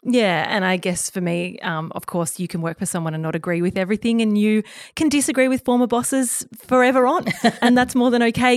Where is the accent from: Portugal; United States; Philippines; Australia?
Australia; Bermagui, New South Wales; now in Sydney, Australia; I'm from Bermagui on the far south coast of New South Wales, very much a small